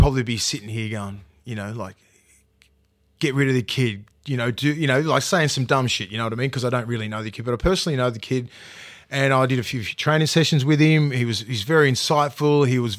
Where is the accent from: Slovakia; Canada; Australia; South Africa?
Australia; Newcastle, New South Wales; also born or lived in New Zealand; I'm not from Sydney. I'm from Newcastle. I was born in New Zealand.